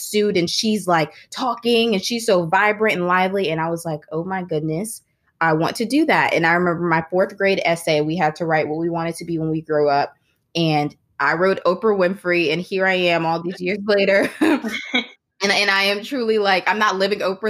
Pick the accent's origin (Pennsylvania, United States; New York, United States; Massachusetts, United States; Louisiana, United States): Louisiana, United States; New Orleans; also born or lived in Baton Rouge; I'm from New Orleans, Louisiana